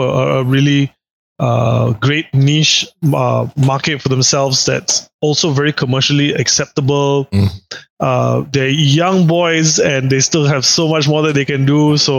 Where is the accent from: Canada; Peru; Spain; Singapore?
Singapore; I as a kid growing up in Singapore